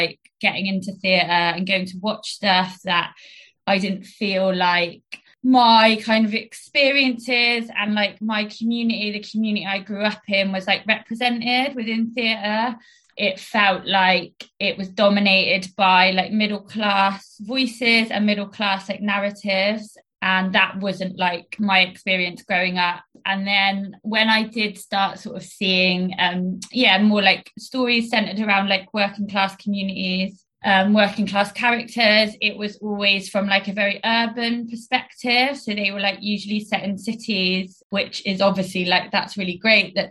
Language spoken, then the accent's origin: English; Chippenham, South West England, United Kingdom; I'm from Chippenham. I grew up there on a council estate called Hill Rise.